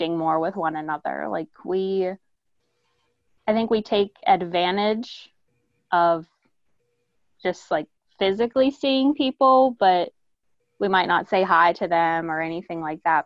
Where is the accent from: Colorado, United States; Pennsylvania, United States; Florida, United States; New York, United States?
Pennsylvania, United States; Pittsburgh; also born or lived in Maryland; I'm born and raised in Pittsburgh